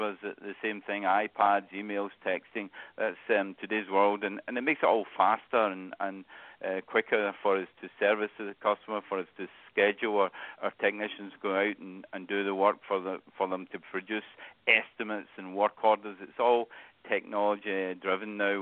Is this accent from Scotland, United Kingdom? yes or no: yes; Scotland, United Kingdom; accent: Scottish; moved away as an adult; now in Cincinnati, United States; I still have that Scottish accent. So originally from Scotland